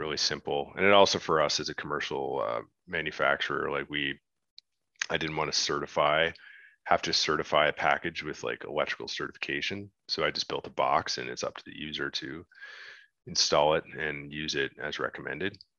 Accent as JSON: {"language": "English", "country": "Canada", "said": "as a Canadian, I grew up watching Dragon's Den"}